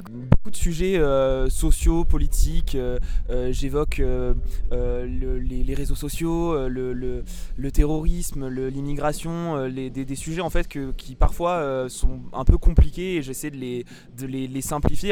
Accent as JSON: {"language": "French", "region": "Provence-Alpes-Côte d'Azur", "country": "France", "said": "là d'où je viens. Generosetta en pro provençal veut dire générosité. Et, du coup, elle parle de la Provence"}